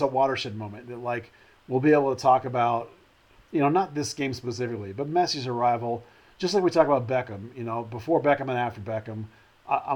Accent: Arlington, Texas, United States; growing up in Arlington.

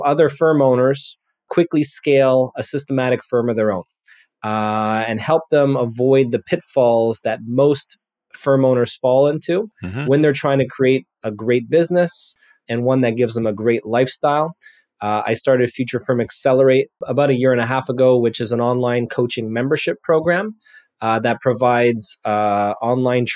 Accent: Montreal, Quebec, Canada; I'm a CPA born and raised in Montreal, Canada

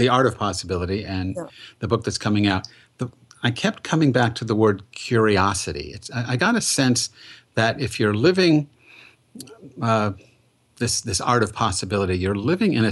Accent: Massachusetts, United States; also born or lived in Boston; I'm from Massachusetts, lived in Boston

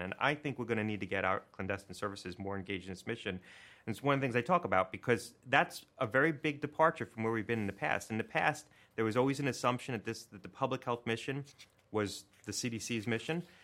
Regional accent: Connecticut, United States; my home state of Connecticut

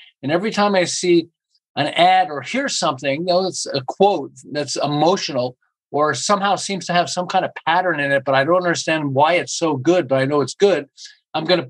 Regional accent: Montreal, Quebec, Canada; moved away as an adult; now in Southern California, United States; I'm originally from Montreal and I ran an advertising agency in Montreal

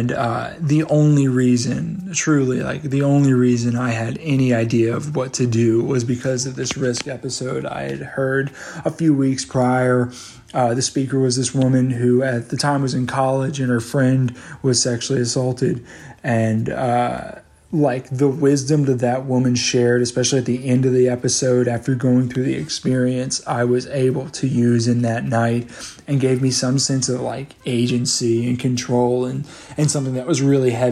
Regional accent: Bible Belt South, United States; I was from Bible Belt South

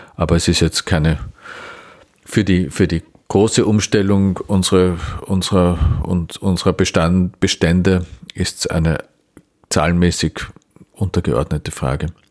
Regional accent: Vienna, Austria; als Wiener

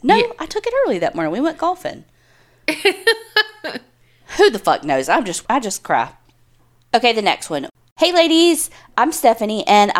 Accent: Florida, United States; I grew up in Florida, and that year we went to St. Augustine and toured the Castillo de San Marcos Fort.

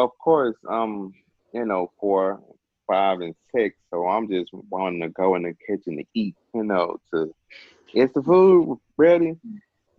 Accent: Memphis, Tennessee, United States; I'm from Memphis, Tennessee, home of the barbecue and everything else

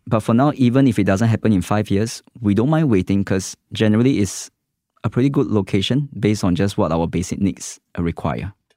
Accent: West Region, Singapore; I grew up in the West, Far West

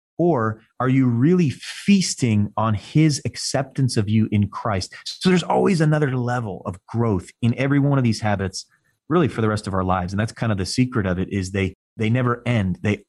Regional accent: Northeast, United States; I mean, I'm from the Northeast, you know, we're right between New York City and Boston. Everybody walks, talks, drives, moves fast. That's how we do things.

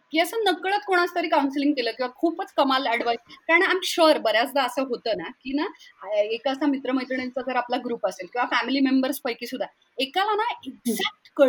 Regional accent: Pune, Maharashtra, India; हो मी पुण्याचीच आहे

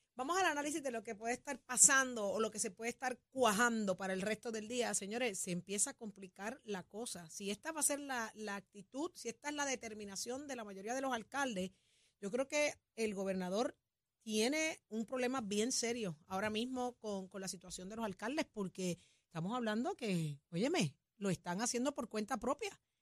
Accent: Puerto Rico; somos buenos puertorriqueños

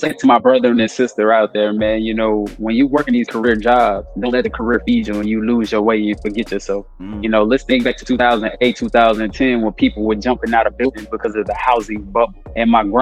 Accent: Monroe, Louisiana, United States; moved away; also born or lived in Florida; I'm from Monroe, Louisiana, and I grew up in a hard South

